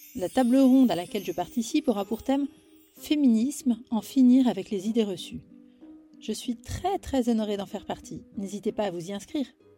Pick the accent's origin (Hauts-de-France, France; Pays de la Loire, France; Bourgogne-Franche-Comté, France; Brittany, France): Brittany, France; Finistère; also born or lived in Ergué-Gabéric; les Finistériens et Finistériennes comme moi